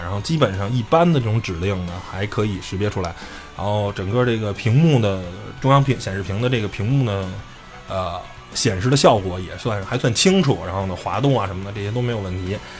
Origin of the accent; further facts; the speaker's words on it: China; 作为一个汽车媒体的从业者，作为一个中国人